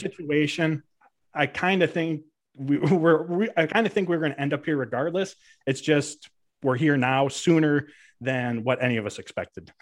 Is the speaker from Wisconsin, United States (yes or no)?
yes; Green Bay, Wisconsin, United States; I am born and raised in Green Bay, Wisconsin, still call it home to this day